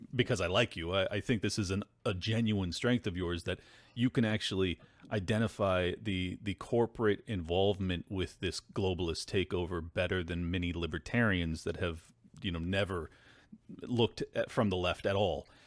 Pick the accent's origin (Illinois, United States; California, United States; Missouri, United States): California, United States; as a Californian